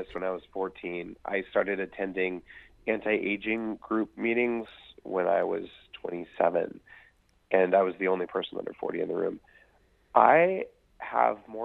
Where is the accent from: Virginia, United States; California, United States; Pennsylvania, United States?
California, United States; Silicon Valley; I'm from Silicon Valley where we do it big or we go home